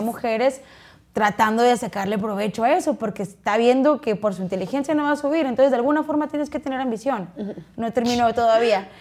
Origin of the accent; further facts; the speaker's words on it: Chihuahua, Mexico; yo no soy de rancho, pero mi familia, sus orígenes pues sí es de rancho, soy, de Chihuahua